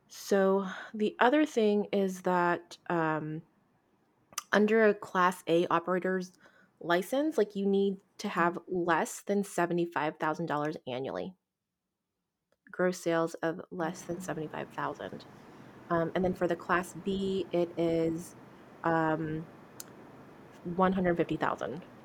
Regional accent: United States; we are quite American and quite female

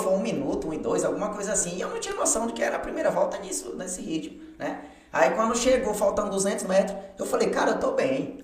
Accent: Porto Velho, Rondônia, Brazil; moved away as an adult; now in João Pessoa, Brazil; É, nascido e crescido lá em Porto Velho e seis anos eu moro aqui em João Pessoa

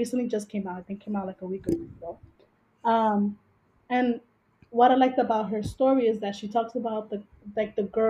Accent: New York City, New York, United States; we grew up in Washington Heights, Manhattan

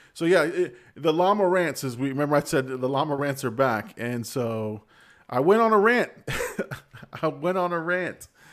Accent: Florida, United States; I'm from Florida

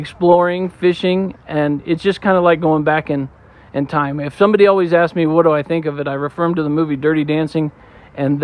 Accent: Lake Havasu City, Arizona, United States; now in Parker, Colorado, United States; We grew up in Arizona, Lake Havasu

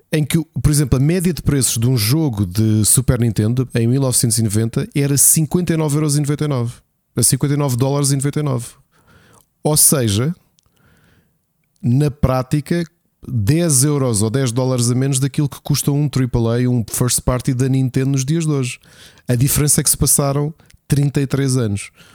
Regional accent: Lisbon, Portugal; Nós todos que somos dos Olivais, não é? Que também era um bairro que tu sabes com muitas dificuldades

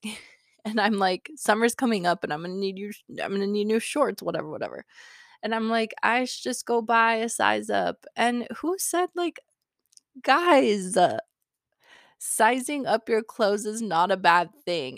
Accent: Wyoming, United States; I grew up in Wyoming

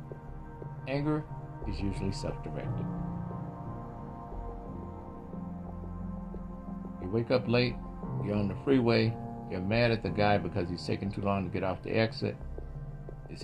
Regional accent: Mississippi, United States; moved away; also born or lived in Inland Empire, California; I grew up in Mississippi during the 1960s, 70s

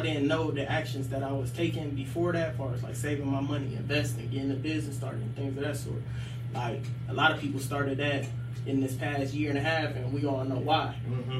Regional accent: Akron, Ohio, United States; being like raised on the west side of Akron, but like going to school out in Copley.

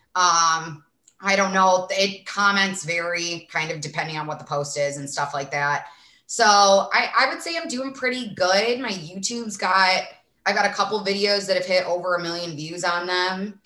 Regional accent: Sandwich, Illinois, United States; accent: Midwest; now in Arizona, United States; I'm from a small town in Illinois called Sandwich, but I do have a very thick accent

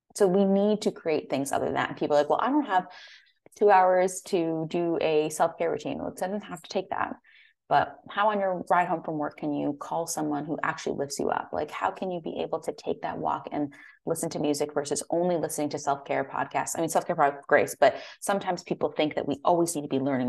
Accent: Connecticut, United States; moved away as an adult; also born or lived in San Francisco, California; I'm from the East Coast, from Connecticut

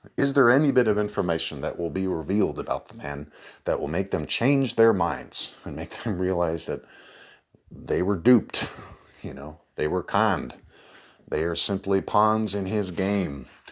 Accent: United States; as an American

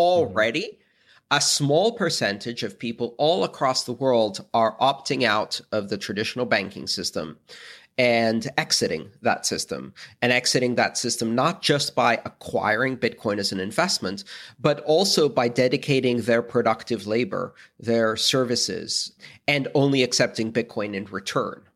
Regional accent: Greece; I come from Greece

